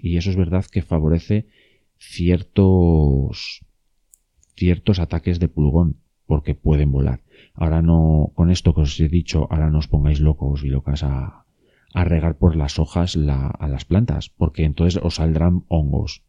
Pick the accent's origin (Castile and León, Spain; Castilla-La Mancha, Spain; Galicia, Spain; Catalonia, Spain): Castile and León, Spain; León; en León, eh, que es de donde yo soy y donde yo estoy